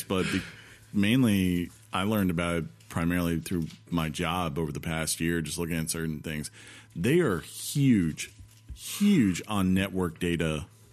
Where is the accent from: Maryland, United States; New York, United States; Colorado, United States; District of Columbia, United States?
Maryland, United States; born or raised there